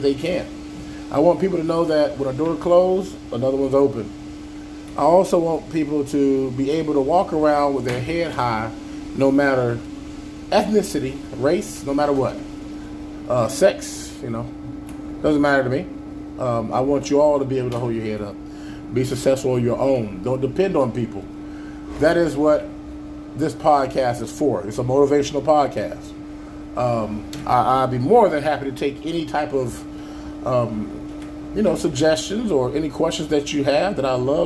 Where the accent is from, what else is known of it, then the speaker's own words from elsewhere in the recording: Avon Park, Florida, United States; also born or lived in Chicago, Illinois / Gary, Indiana / Lamoni, Iowa; Until I was about six, I lived in Gary, Indiana. And then me and my mother decided to travel on down to the south of good old Avon Park, Florida.